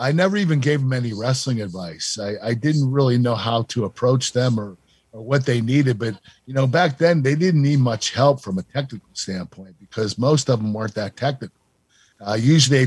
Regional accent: Pittsburgh, Pennsylvania, United States; My hometown

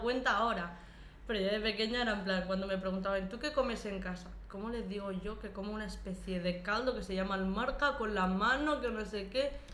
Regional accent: Lleida, Catalonia, Spain; moved away as an adult; also born or lived in Morocco; a los cuatro años llegué aquí a España, en un pueblecito de, de Lleida. Y allí crecí prácticamente toda mi vida

